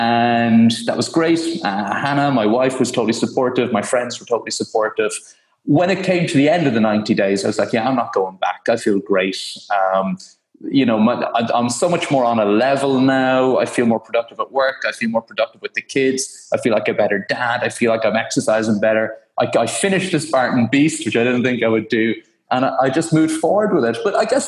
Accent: Ireland; now in United Kingdom; Yeah, and I still haven't escaped that whole Irish thing. So as an Irish man living in the UK

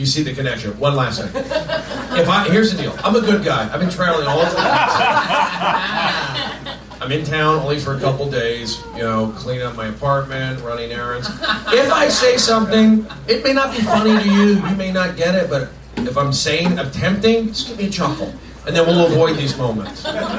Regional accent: Los Angeles, California, United States; I'm from Reseda

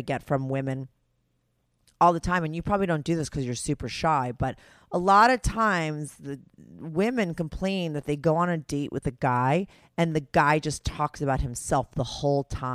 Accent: New Jersey, United States; I grew up in New Jersey

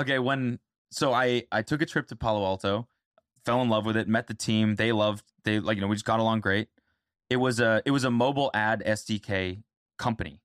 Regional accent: Canada; now in United States; I'm Canadian

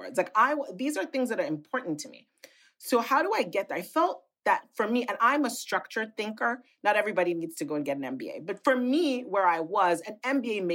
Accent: Nigeria; moved away; also born or lived in United Kingdom / United States; as a little girl growing up in Nigeria

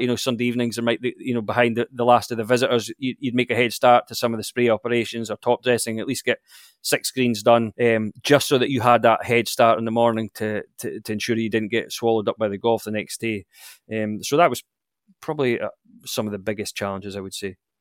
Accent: Blair Atholl, Scotland, United Kingdom; I grew up in you could see the Central Highlands of Scotland, a, a, uh, a little village called Blairethal

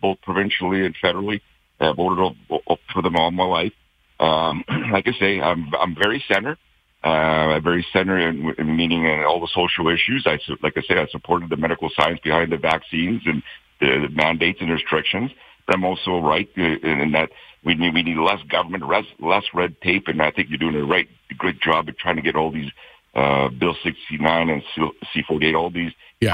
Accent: Calgary, Alberta, Canada; I was born and raised in Calgary. I continue living in Calgary

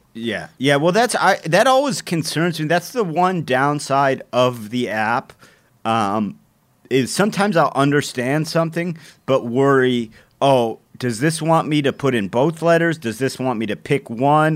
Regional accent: Cleveland, Ohio, United States; my hometown

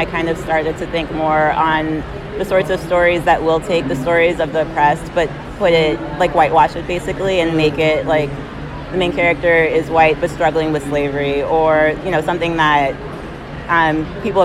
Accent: U.S. Virgin Islands; I'm from St. Thomas of the United States Virgin Islands

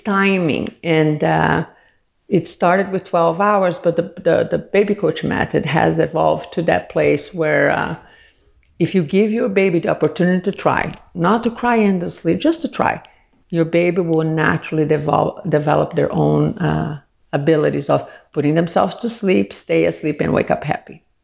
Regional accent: Brazil; also born or lived in Washington, D.C. area; now in United States; I'm originally from Brazil, and I moved here um, 30 some years ago

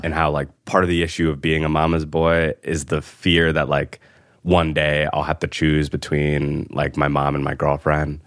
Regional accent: Connecticut, United States; now in New York, United States; I'm from Connecticut

